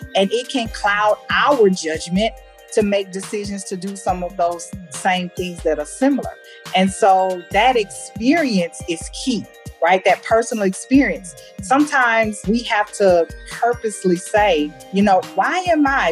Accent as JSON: {"language": "English", "country": "United States", "moved": "as an adult", "lives_now": "Germany", "said": "they clearly know that I'm American"}